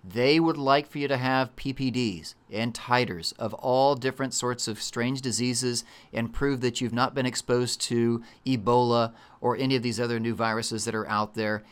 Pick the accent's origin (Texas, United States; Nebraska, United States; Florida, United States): Texas, United States